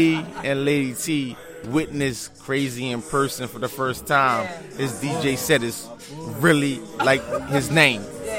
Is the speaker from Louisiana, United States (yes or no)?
no; Philadelphia, Pennsylvania, United States; You know, listen, I'm from West Philly, born and raised, I must say.